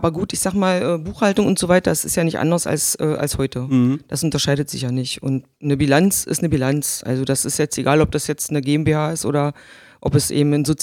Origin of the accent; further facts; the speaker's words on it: Magdeburg, Saxony-Anhalt, Germany; also born or lived in Gardelegen; Nein, ich bin in der Altmark in Gardelingen geboren. Ja. Mm, das hört man nicht mehr. Also ich spreche, glaube ich, nicht mehr so wirklich deutlich klar wie die Altmerker. Bin aber 1970 schon nach Magdeburg gekommen.